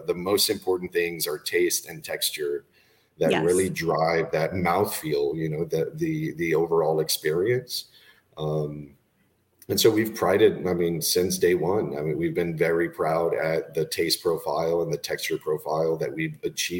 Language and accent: English; Laredo, Texas, United States; also born or lived in Austin, Texas / Spain; I was born in Austin, raised in Laredo, Texas, in South Texas